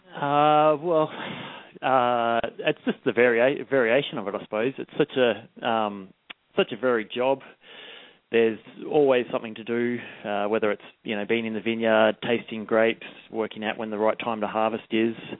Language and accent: English; Melbourne, Victoria, Australia; moved away as an adult; also born or lived in Adelaide, Australia; now in New Zealand; I grew up in Australia, in just out of the Yarra Valley, in Melbourne